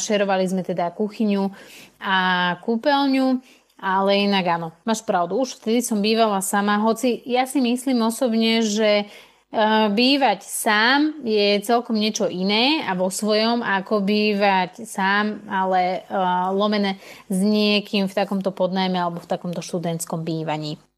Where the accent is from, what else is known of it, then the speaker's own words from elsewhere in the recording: Slovakia; moved away as an adult; also born or lived in Denmark; Ja som vlastne odišla zo Slovenska, kde som predtým teda bývala s mojimi rodičmi